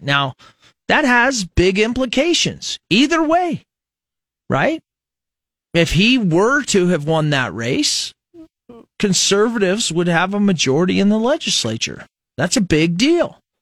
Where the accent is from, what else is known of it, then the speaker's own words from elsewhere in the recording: United States; As an American